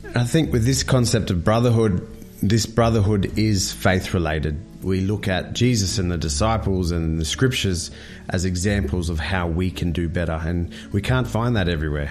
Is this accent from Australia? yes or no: yes; Brisbane, Queensland, Australia; I'm from Brisbane